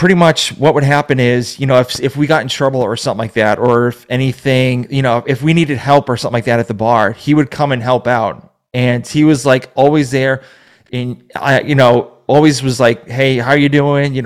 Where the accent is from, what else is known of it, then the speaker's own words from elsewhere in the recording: Massachusetts, United States; moved away; I'm originally from Massachusetts